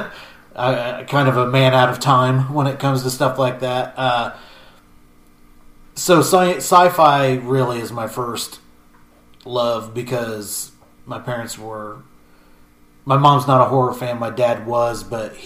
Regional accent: Matthews, Indiana, United States; I'm from Grant County in Indiana, around Matthews, Indiana. Population when I was growing up was 1,100

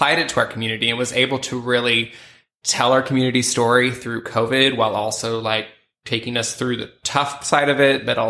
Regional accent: Kansas, United States; moved away as an adult; now in Fort Worth, United States; I come from Kansas originally

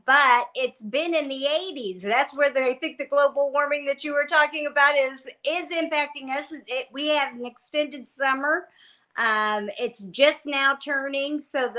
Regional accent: Indiana, United States; I was born and raised in Indiana, went to college

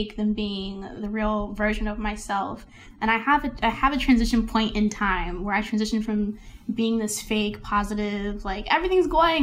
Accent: Columbia, United States; I'm from Columbia

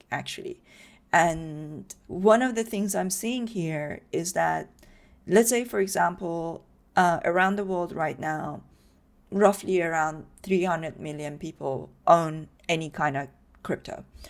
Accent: Iran; moved away; I grew up in Iran

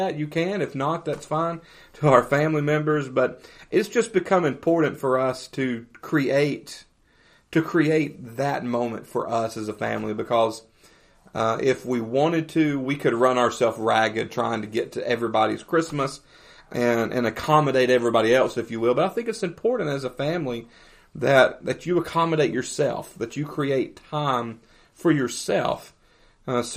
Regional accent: Hardin County, Tennessee, United States; moved away; the county that I spent most of my childhood

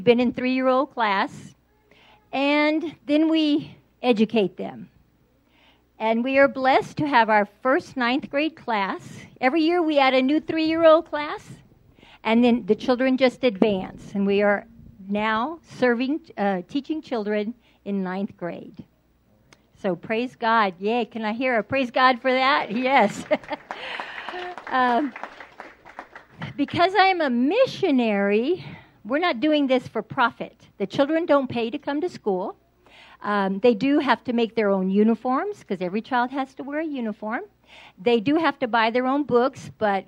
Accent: San Antonio, Texas, United States; I'm from San Antonio, Texas

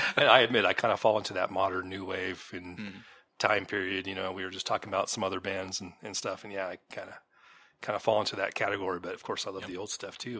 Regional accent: Santa Cruz, California, United States; me growing up in California and being that fourteen year old boy

